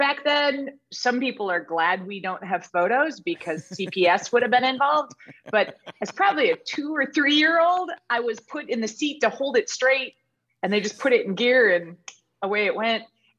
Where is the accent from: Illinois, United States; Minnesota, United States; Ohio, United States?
Illinois, United States; Joliet; born there; now in Texas, United States; In about 3 weeks, I will have been in Texas for 20 years. So, I was born in Joliet, Illinois, south of Chicago, and then Illinois.